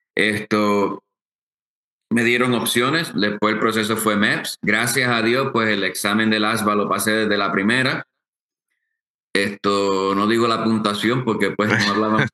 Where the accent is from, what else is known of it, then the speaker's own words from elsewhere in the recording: Aguadilla, Puerto Rico; moved away as an adult; also born or lived in Mayagüez, Puerto Rico / Washington State; nací en Mayagüez y me crié en Aguadilla